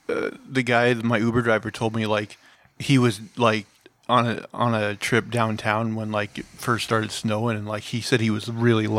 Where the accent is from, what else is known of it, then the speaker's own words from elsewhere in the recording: Montana, United States; now in Portland, United States; we're from Montana